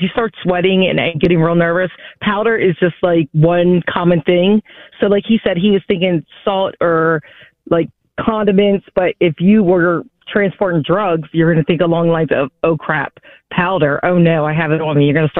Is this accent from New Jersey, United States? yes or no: yes; New Jersey, United States